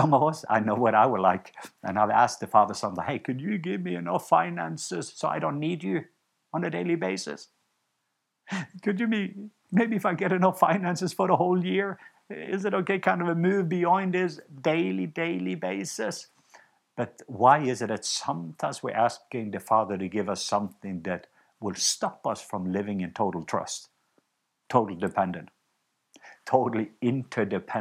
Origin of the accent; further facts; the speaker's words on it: Norway; moved away; I was home in Norway not long ago, and I visited my home country